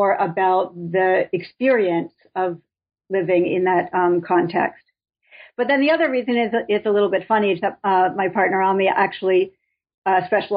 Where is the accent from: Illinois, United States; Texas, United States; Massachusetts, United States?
Massachusetts, United States; Boston; moved away as an adult; also born or lived in Minnesota; now in Binghamton, United States; I'm from the Boston area